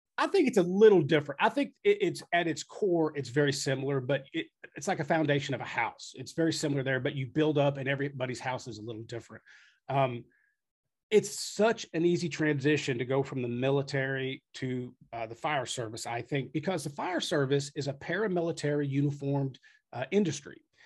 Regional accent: Frankfort, Kentucky, United States; moved away as an adult; also born or lived in Texas / Lexington, Kentucky; now in New Albany, United States; I was from Frankfort, which is like thirty minutes away.

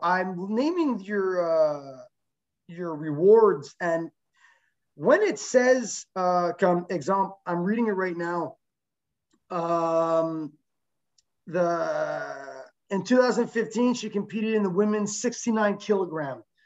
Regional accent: Quebec, Canada; She is a uh, Quebec native, so am

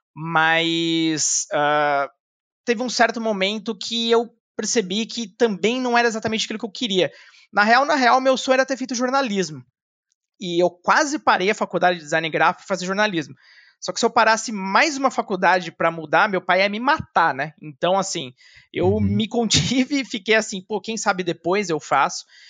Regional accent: São Paulo, Brazil; also born or lived in Pouso Alto, Minas Gerais / Guarulhos; eu cresci aqui em São Paulo, boa parte da minha vida. Também já morei em Minas, mas realmente a maior parte da minha vida passei entre Guarulhos e São Paulo

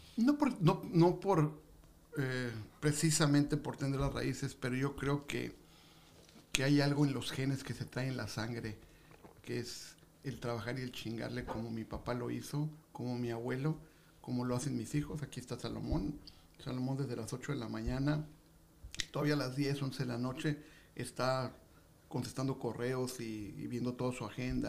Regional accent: Tijuana, Baja California, Mexico; also born or lived in Mexico City; Yo vengo del DF, pero tengo, llegué aquí hace cinco, tengo 57 años de edad y llegué hace 50

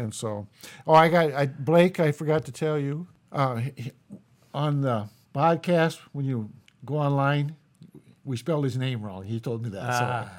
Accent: Jesup, Iowa, United States; I'm from Jesup, Iowa

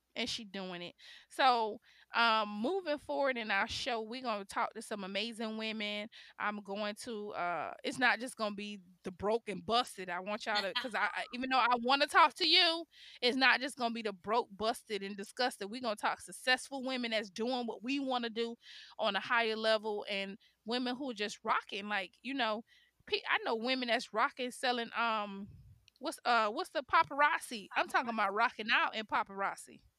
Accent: Miami, Florida, United States; also born or lived in Chicago, Illinois; I was born in Chicago, raised in Miami

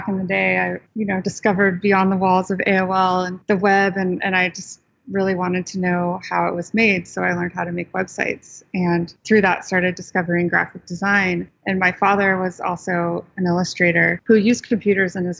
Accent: Sonoma County, San Francisco Bay Area, California, United States; moved away as an adult; also born or lived in East Coast, United States; I'm actually from the San Francisco Bay Area. So I grew up about 45 minutes north of San Francisco in Sonoma County

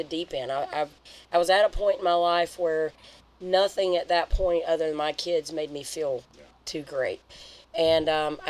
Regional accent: Georgia, United States; also born or lived in Colorado; I moved from Colorado back to Georgia

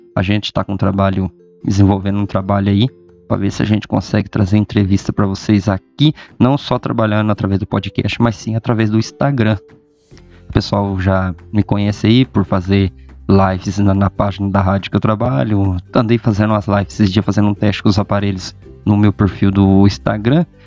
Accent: Loanda, Paraná, Brazil; nós somos aqui de Loanda, né? Norestão do Paraná aí. É, como se diz, os paranaenses pé vermelho

